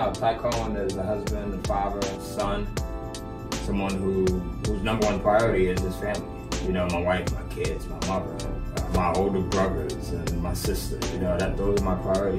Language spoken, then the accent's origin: English; Bridgeport, Connecticut, United States; I come from Bridgeport, Connecticut, right? I grew up in Father Penn's Village